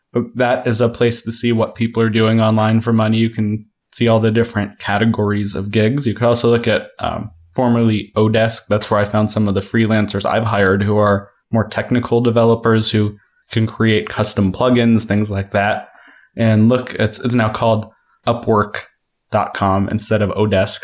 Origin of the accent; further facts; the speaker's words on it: Denver, Colorado, United States; moved away as an adult; I started kindergarten in Denver, and my sister was born in Denver, my little sister. So we were definitely a, a longtime Denver family